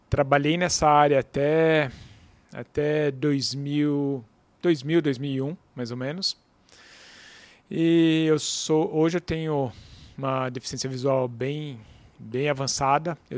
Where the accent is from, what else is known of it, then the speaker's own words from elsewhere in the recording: São Paulo, Brazil; born there; Nasci em São Paulo.